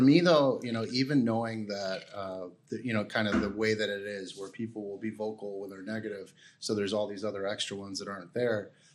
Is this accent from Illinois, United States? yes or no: yes; Chicago, Illinois, United States; I'm I'm from Chicago